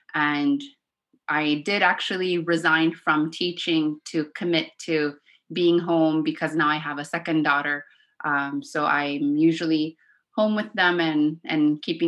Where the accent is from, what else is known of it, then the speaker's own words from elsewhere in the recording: Iqaluit, Nunavut, Canada; first language Inuktitut; English is a second language; I came back to my hometown and began teaching from there.